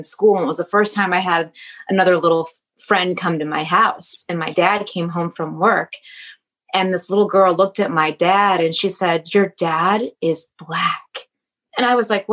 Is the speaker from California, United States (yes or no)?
no; just outside Detroit, Michigan, United States; moved away; I grew up just outside Detroit, and I'm biracial